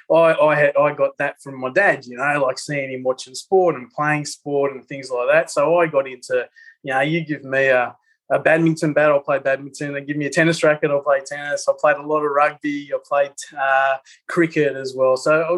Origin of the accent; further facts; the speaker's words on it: Papua New Guinea; born there; And they were teachers in Papua New Guinea. I was born in Papua New Guinea